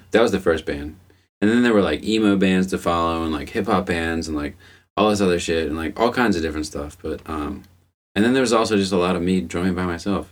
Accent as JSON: {"language": "English", "town": "Arbutus", "region": "Maryland", "country": "United States", "tie": "born or raised there", "moved": "yes", "said": "I grew up in Arbutus, which is a town in Baltimore County in Maryland"}